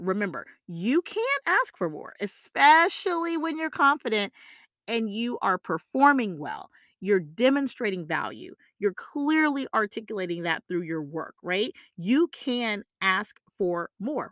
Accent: the South, United States; I'm from the South

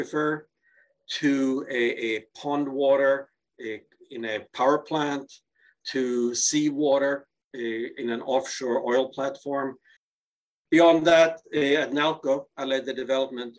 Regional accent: Gothenburg, Västra Götaland, Sweden; moved away; my hometown of Gothenburg, Sweden.

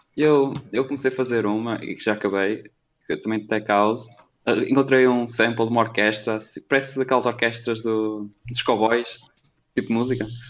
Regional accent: Vila Nova de Famalicão, Norte, Portugal; também sou de Famalicão, tenho 18 anos

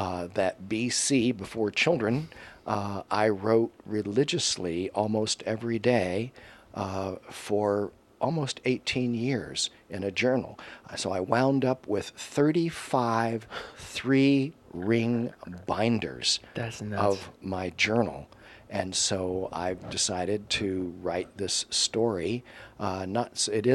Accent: Miami, Florida, United States; also born or lived in Polk County, Florida; I grew up in Miami till the end of to seventh grade

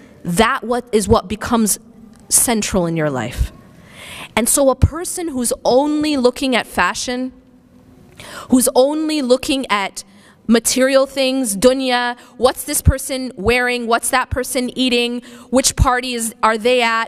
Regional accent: Wisconsin, United States; now in California, United States; I grew up in the Midwest. I grew up in Wisconsin

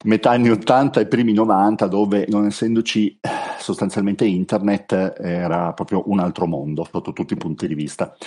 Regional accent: Turin, Piedmont, Italy; io sono di Torino, qua a Torino

